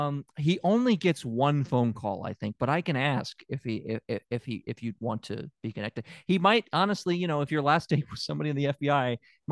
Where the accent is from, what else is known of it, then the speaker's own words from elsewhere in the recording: Tennessee, United States; you can also check out Anne in my home state of Tennessee